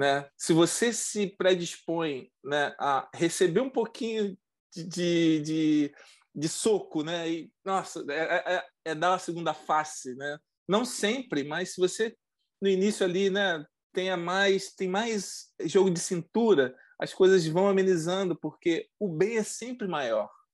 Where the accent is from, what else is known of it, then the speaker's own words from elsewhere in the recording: Mesquita, Rio de Janeiro, Brazil; moved away as an adult; also born or lived in Nilópolis, Brazil / Rio das Ostras, Brazil; now in Montreal, Canada; nós somos do Brasil, nós somos do Rio de Janeiro. Né? Nós somos da Baixada Fluminense, né? Do, de, de, uma cidade chamada Mesquita. Uhum. É, morei muito tempo lá